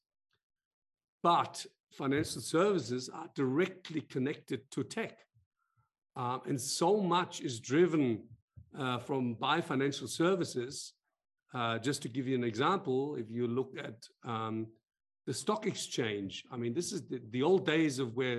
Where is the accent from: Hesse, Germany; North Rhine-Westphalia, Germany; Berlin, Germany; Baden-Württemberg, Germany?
Hesse, Germany; Frankfurt; also born or lived in Australia / France / United Kingdom; I'm a born and bred Frankfurter, so I grew up in the Frankfurt Rhein Main area, but I've lived outside of Frankfurt, lived in Australia, lived in France, lived in the UK